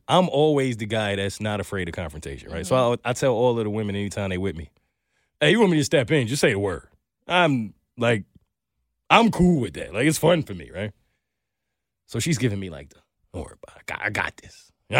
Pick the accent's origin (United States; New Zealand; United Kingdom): United States; New York; From New York. I'm from New York.